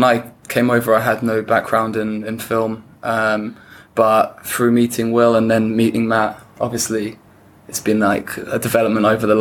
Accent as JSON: {"language": "English", "country": "Ireland", "accent": "thick Irish", "moved": "as an adult", "lives_now": "Ho Chi Minh City, Vietnam", "said": "As you can tell from my thick Irish accent, I'm Irish"}